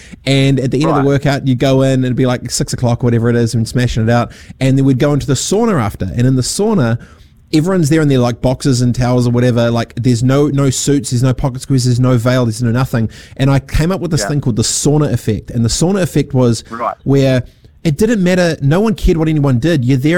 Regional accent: Dargaville, Northland, New Zealand; also born or lived in Fiji / Christchurch; growing up on a farm in Dargaville, no one asks you, no one cares. Growing up in Fiji, no one asks you, no one cares. Growing up in Aranui Christchurch, no one cares.

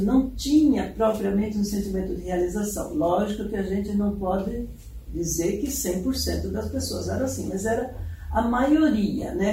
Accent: São Paulo, Brazil; moved away as an adult; now in Curitiba, Brazil; Eu sou paulista, né? Uhum. Então, sou do, do interior

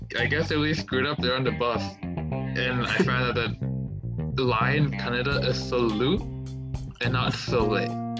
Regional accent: Boston, Massachusetts, United States; I'm from Boston.

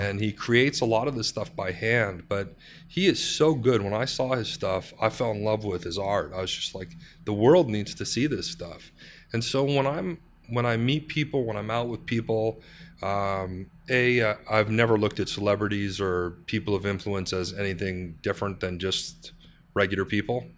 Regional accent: Canada; we're a Canadian company with those kind of soft Canadian sensibilities.

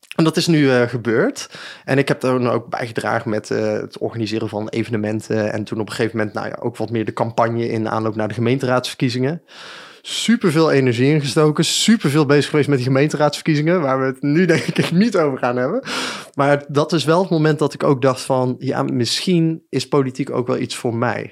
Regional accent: Breda, North Brabant, Netherlands; also born or lived in Den Bosch / Utrecht / Nijmegen; now in 's-Hertogenbosch, Netherlands; ik ben geboren en getogen in Breda, dus ik ben ook echt wel, eh, Brabander

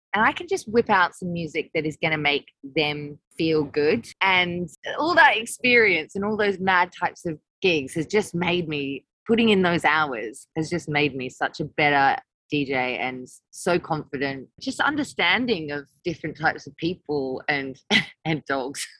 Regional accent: Australia; moved away as an adult; now in London, United Kingdom; when I moved from Australia to London, I was only 19.

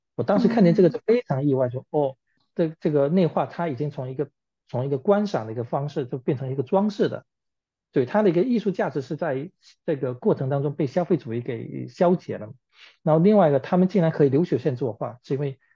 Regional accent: Fujian, China; moved away as an adult; also born or lived in Beijing; now in Philadelphia, United States; 我是来自于 ，呃，中国大陆福建的一位艺术家，现在居住在美国宾夕尼法尼亚州的费城市，今年三十九了

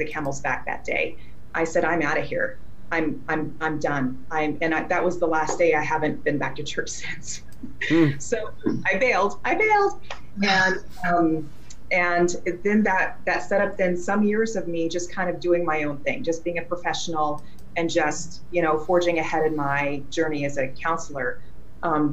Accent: Wyoming, United States; also born or lived in Eureka, Missouri / southern Missouri; now in Missouri, United States; I grew up in Wyoming on a ranch setting at the base of a mountain

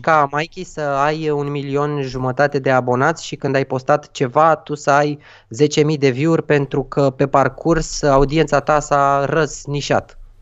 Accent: Romania; noi ca români

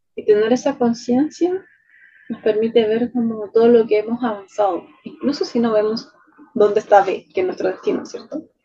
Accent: Chile; soy chilena

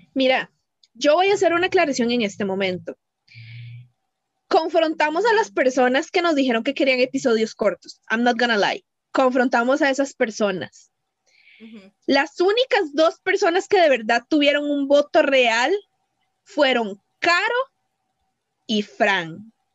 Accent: Cartago, Costa Rica; yo soy de Cartago

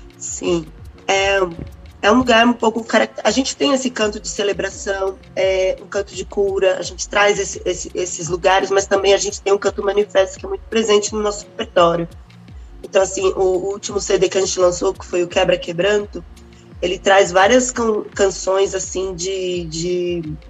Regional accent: Brazil; enquanto é, brasileiros mesmo

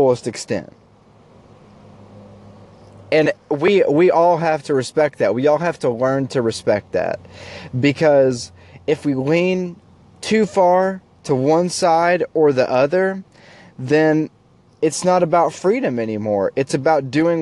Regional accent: United States; as an American people

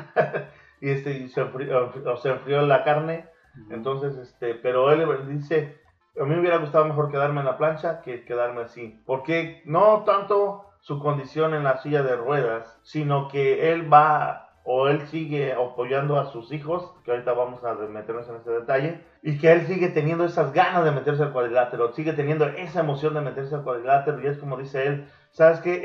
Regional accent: Mexico; el hermoso país de México, donde nacimos, bueno, donde yo sí nací

